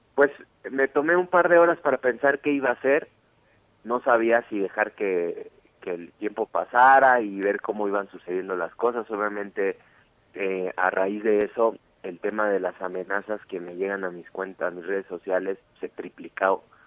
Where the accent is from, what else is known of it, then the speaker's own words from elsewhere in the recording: Mexico; soy, soy mexicano 100%